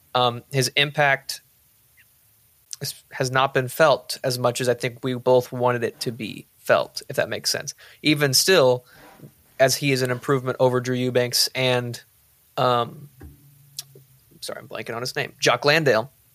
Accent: Boerne, Texas, United States; I'm from Bernie, too. Tanner and I went to high school together

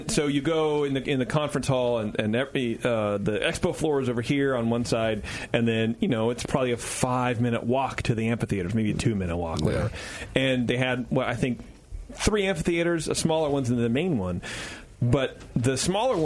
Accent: California, United States; I'm from California

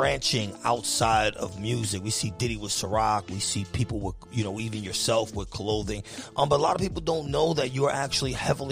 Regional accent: New York City, New York, United States; I'm from the Bronx

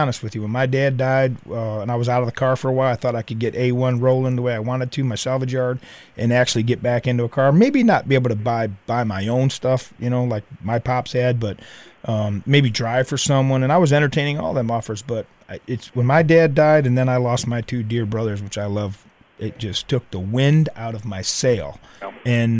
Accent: Holland, Ohio, United States; also born or lived in Wauseon, Ohio; I grew up in Holland, Ohio

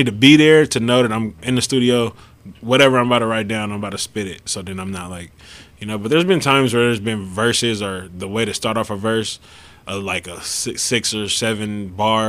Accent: Richmond, California, United States; I'm from Richmond, but like, I just claim the whole East Bay

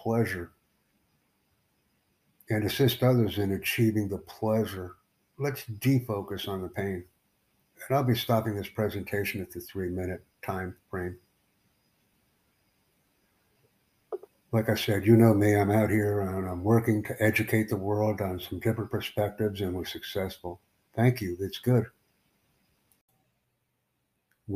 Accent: United States; I'm from the United States

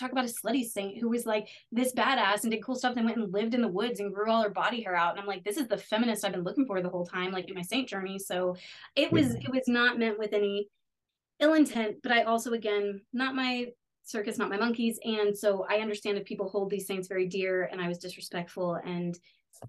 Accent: Texas, United States; I'm from Texas

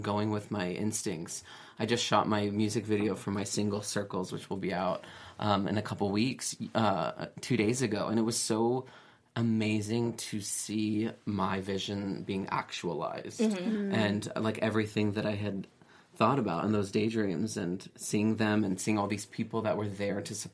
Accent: San Diego, California, United States; also born or lived in New York; now in Los Angeles, United States; I'm from San Diego, but lived in New York for 8 years

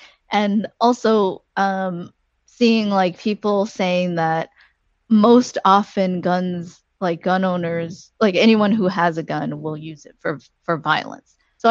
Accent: Washington, United States; I come from Washington

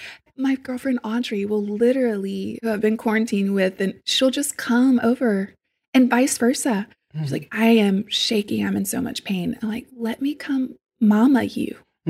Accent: Deep South, United States; I also, again, growing up in the Deep South, family members, all, you know, there's people in my family that I love

